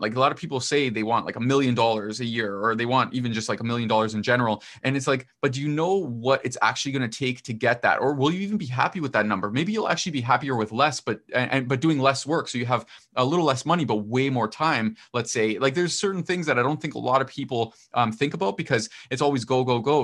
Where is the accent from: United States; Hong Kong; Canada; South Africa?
Canada; I'm not American, I'm Canadian